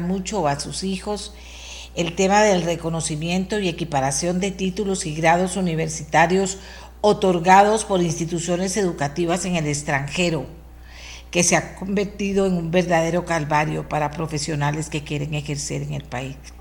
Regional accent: Costa Rica; lo que somos los costarricenses

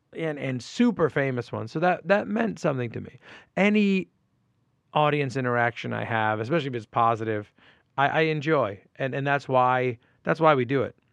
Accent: Port Chester, New York, United States; now in New York City, United States; i grew up in portchester new york and portchester is in westchester county

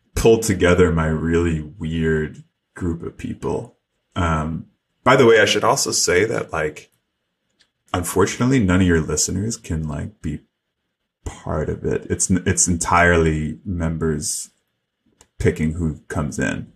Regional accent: New York City, New York, United States; when I was a kid growing up in New York City

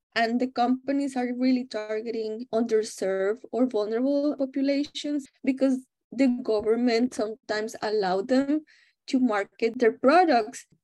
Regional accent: Mexico; English is a second language; moved away as an adult; now in United States; I am originally from Mexico

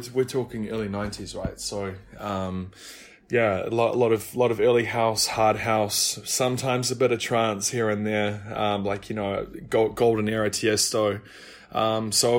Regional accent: New Zealand; moved away; So I'm actually from New Zealand

